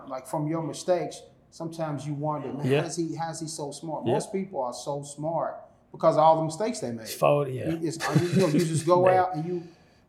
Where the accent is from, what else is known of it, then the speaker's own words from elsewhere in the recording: Louisville, Kentucky, United States; also born or lived in Atlanta; to go back to my hometown, which most people feel, I got to get out of Louisville to chase my dream.